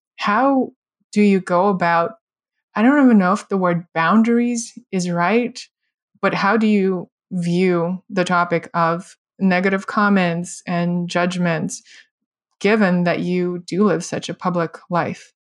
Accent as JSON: {"language": "English", "country": "Russia", "tie": "born or raised there", "moved": "yes", "said": "I grew up in Soviet, post-Soviet Russia"}